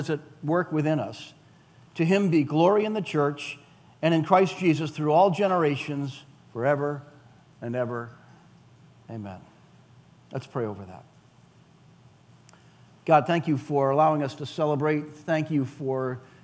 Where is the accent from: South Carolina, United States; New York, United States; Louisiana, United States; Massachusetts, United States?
Massachusetts, United States; Weymouth; I grew up in Weymouth